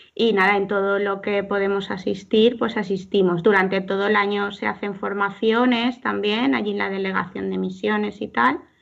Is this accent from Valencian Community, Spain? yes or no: yes; Alzira, Valencian Community, Spain; soy de Alcira